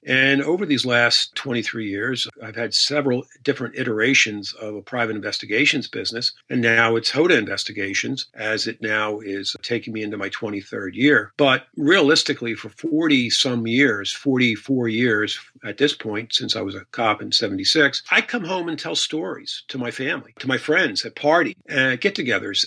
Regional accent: Pennsylvania, United States; I returned to my hometown upon graduation and they had an opening on the department

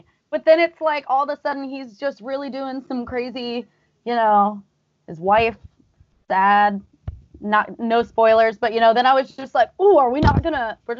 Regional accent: Arizona, United States; now in New York, United States; I live there now. I'm from Arizona though originally.

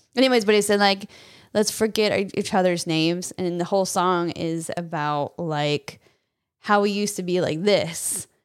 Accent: California, United States; now in Texas, United States; I'm from California, moved here to Texas

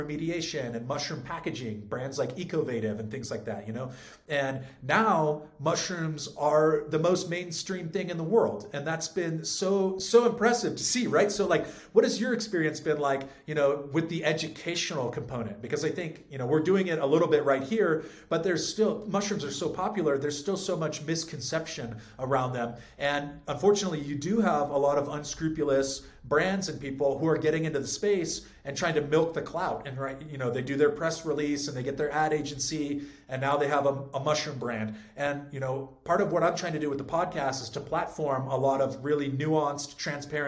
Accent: California, United States; also born or lived in San Francisco; I was born and raised in California

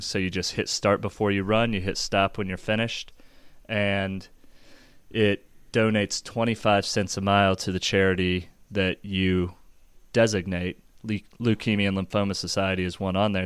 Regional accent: Overland Park, Kansas, United States; grew up just south of Kansas City, Overland Park, Kansas

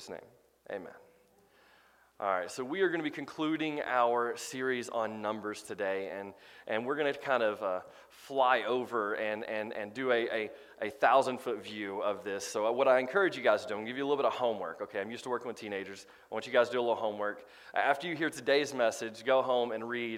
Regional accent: Crossville, Tennessee, United States; born or raised there

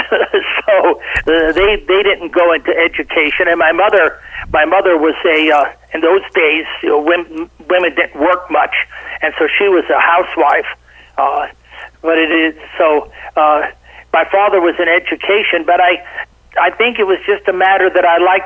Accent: Boulder, Colorado, United States; also born or lived in Baton Rouge, Louisiana / Estes Park, Colorado; So I was raised in Colorado. I started kindergarten in Boulder and went all the way through high school in Boulder.

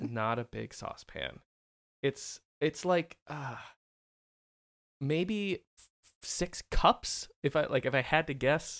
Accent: Philadelphia, Pennsylvania, United States; moved away; I grew up in the Philly area

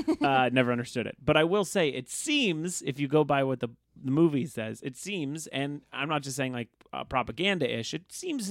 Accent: Los Angeles, California, United States; I grew up in a rich area. I grew up in Woodland Hills, but that's next to Calabasas, which now everyone knows is very rich.

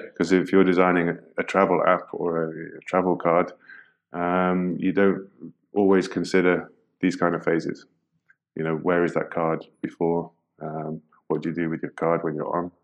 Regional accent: United Kingdom; now in Netherlands; an expat, I'm British guy living in the Netherlands

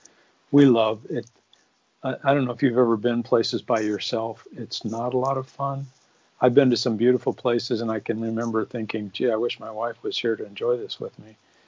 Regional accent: Phoenix, Arizona, United States; moved away; also born or lived in Minnesota; where I grew up in Phoenix, Arizona

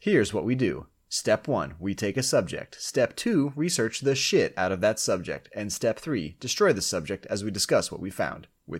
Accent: Melbourne, Florida, United States; also born or lived in Midwest / Texas; And I was born in the Midwest, moved to Texas, and then Florida, where I became a man.

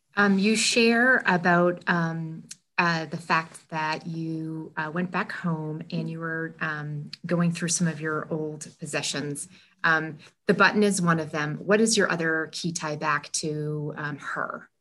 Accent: New Hampshire, United States; I also consider myself to be a small town girl, um, born and raised in New Hampshire

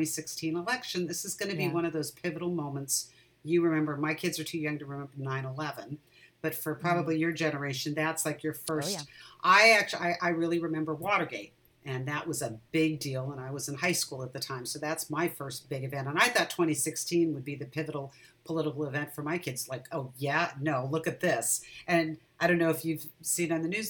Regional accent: Irvine, California, United States; also born or lived in Orange County; now in San Francisco area, United States; I grew up in Southern California. I grew up in Irvine, actually

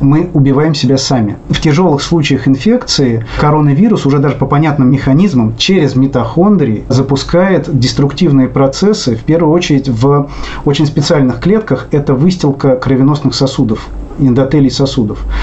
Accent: Russia; accent: Russian; У меня ужасный русский акцент

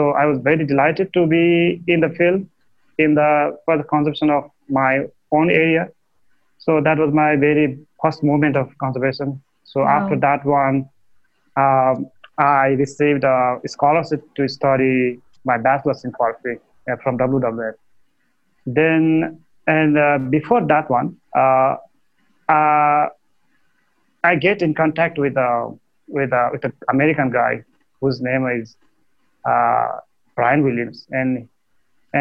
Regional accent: eastern Nepal, Nepal; I grew up in Eastern Nepal, where Red Panda Network is working now, and it's a rural district. It's a far eastern Nepal

